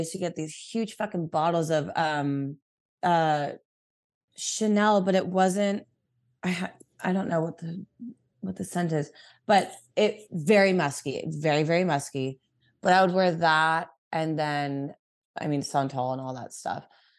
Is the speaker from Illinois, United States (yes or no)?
no; California, United States; Here in Orange County.